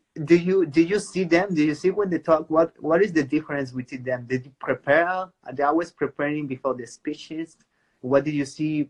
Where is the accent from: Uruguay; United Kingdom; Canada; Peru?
Peru; I'm from Peru